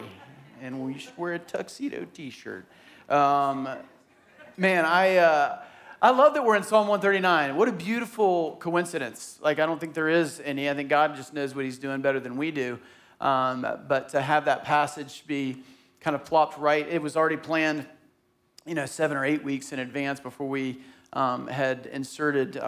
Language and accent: English; Tallahassee, Florida, United States; I grew up in Tallahassee and it was hilly